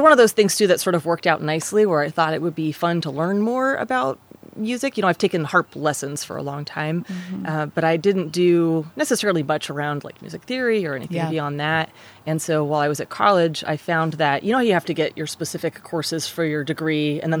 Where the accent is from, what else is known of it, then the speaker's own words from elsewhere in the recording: California, United States; also born or lived in Michigan, United States / Virginia, United States; I moved around a lot. I was born in Michigan. I've lived throughout California, Northern and Southern California. I lived in Virginia a little bit as a kid.